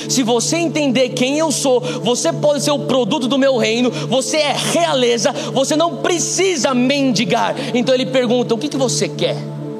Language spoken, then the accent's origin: Portuguese; São Paulo, Brazil; moved away as an adult; eu sou paulista